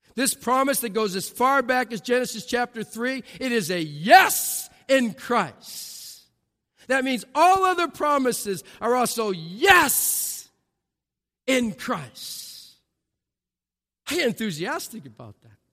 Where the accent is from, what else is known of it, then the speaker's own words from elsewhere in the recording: New England, United States; I'm from New England